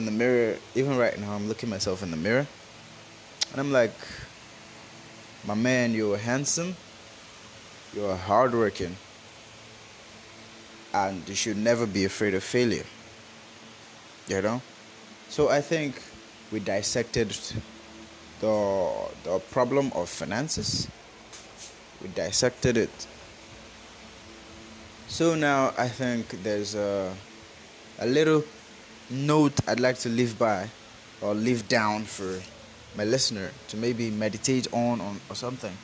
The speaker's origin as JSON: {"language": "English", "country": "Nigeria", "said": "Forgive my accent. I am a Nigerian"}